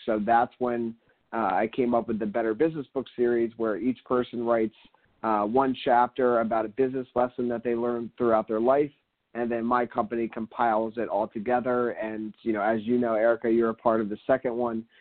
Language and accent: English; Philadelphia, Pennsylvania, United States; now in Miami, United States; I'm originally from Philadelphia. And now I live down here in Miami